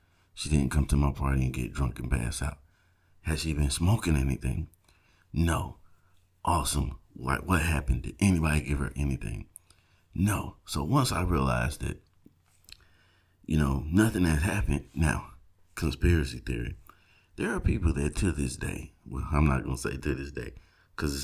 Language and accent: English; South Georgia, United States; I grew up in South Georgia